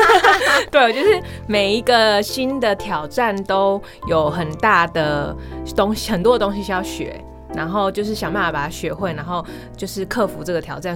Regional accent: Taiwan; also born or lived in United States / Shanghai; 我们台湾人讲话很嗲哦，很，很有礼貌啊

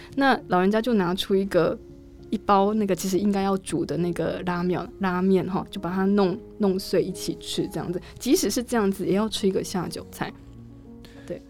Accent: Taiwan; first language Chinese; moved away; also born or lived in South Korea; 比如说我们台湾人形容东西很好吃，会有什么样的形容词，或是什么样的表现？

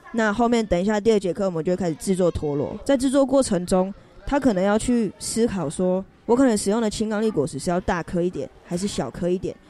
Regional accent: Taiwan; 然后我是来自离山新疆部落，然后那是我爸爸的部落，我妈的部落是高雄纳马夏的玛雅村。

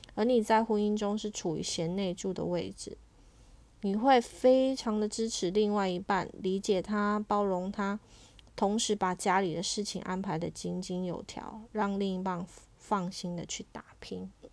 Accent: Taiwan; 身为台湾人

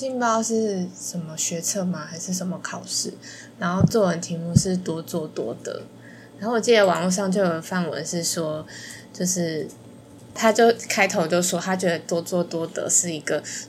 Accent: Malaysia; now in Taiwan; 我跳出宿舍圈的，就是我从马来西亚来到台湾。

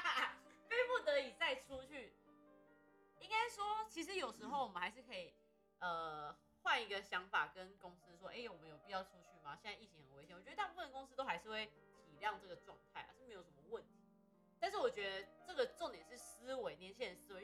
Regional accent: Taiwan; 我们台湾人

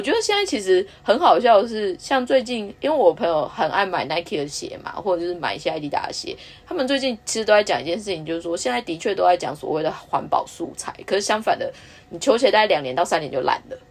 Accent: Taiwan; moved away; also born or lived in Japan; 我们台湾人的一些使用习惯

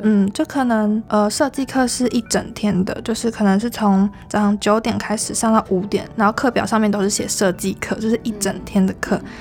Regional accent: Kaohsiung, Taiwan; moved away as an adult; also born or lived in Taipei; 因为我那时候是在台北读书嘛，然后我是高雄人

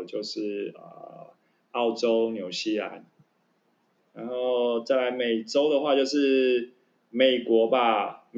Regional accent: Taiwan; OK 啊，我是百分之百正港的台湾人，台湾人。

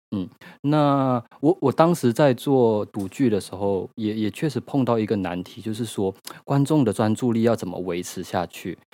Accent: Malaysia; moved away as an adult; now in Taiwan; 我是一个马来西亚人，然后我在台湾居住已经快十年了

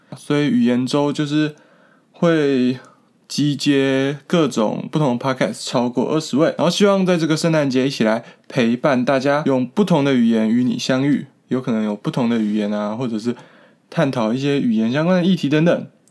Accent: Taiwan; 我们台湾人

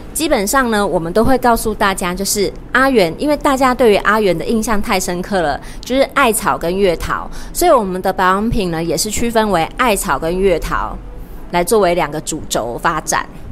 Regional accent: Taiwan; 为什么我们现在台湾呢，会有那么多敏感性牙齿

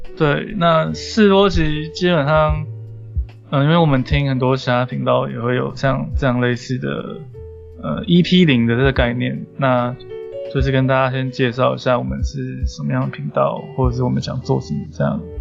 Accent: Taipei, Taiwan; 我们两个都是台北长大的

